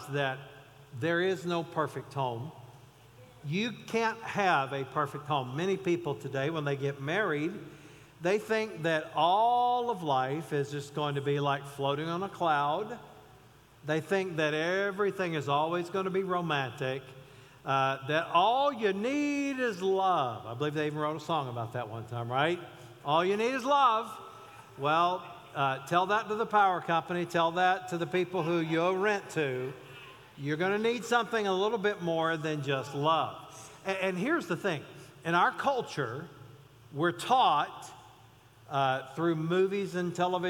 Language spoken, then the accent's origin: English; Mount Airy, North Carolina, United States; I grew up in outside of Mount Airy, North Carolina